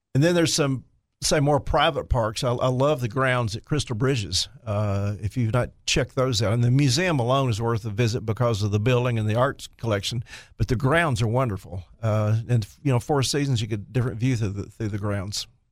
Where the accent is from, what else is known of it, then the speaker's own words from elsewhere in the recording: Jonesboro, Arkansas, United States; my hometown, Jonesboro